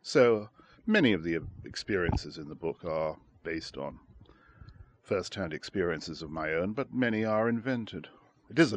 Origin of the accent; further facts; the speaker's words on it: Shanghai, China; I was born in Shanghai in 1930, and I was there when the Japanese invaded China in 1937